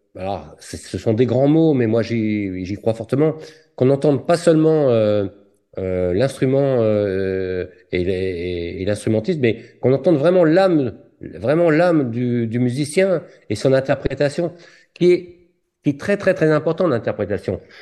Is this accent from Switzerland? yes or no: no; Lorient, Brittany, France; je suis né à Lorient